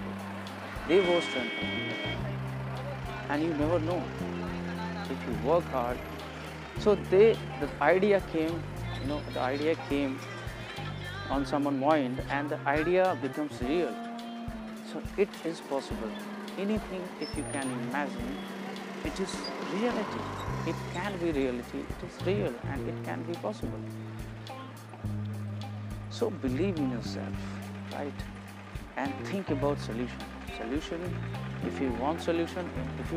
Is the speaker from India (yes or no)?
yes; India; English is a second language; I'm from India